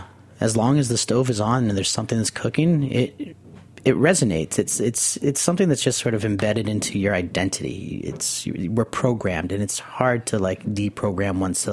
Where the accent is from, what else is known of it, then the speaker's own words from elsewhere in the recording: Nicaragua; also born or lived in the city (birthplace); You know, growing up in Nicaragua, you know, after being born here in the city and living down there for 5 years of just the smell of tortillas being made in the kitchen and the pot of beans being cooked